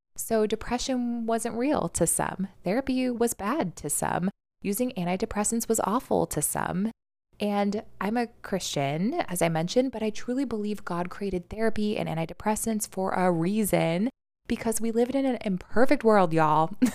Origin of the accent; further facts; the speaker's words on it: New York City, New York, United States; as a New Yorker